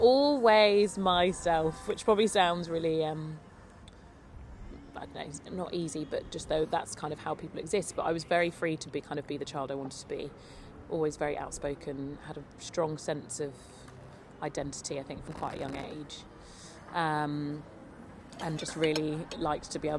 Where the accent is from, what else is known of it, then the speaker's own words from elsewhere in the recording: London, United Kingdom; born and bred in London